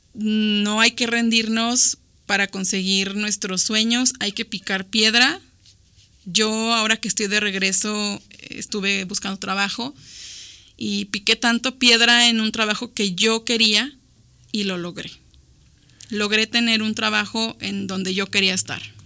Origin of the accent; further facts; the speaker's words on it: Mexico; Nosotros como mexicanos